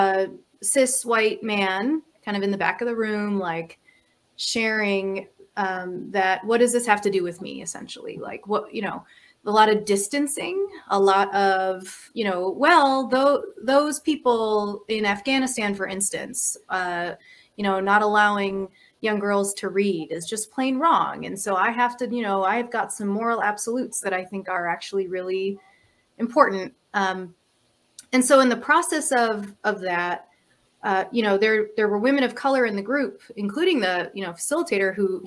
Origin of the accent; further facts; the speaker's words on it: Minnesota, United States; moved away as an adult; also born or lived in California; I grew up in Minnesota, and I moved to California for over a decade and recently moved back to the Twin Cities. I live in South Minneapolis